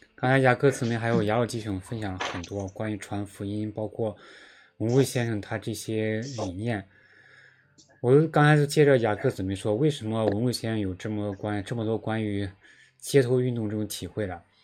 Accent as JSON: {"language": "Chinese", "region": "Henan", "country": "China", "tie": "born or raised there", "also_born_or_lived": "Beijing", "moved": "yes", "said": "在我们老家河南的教会其实也有待过"}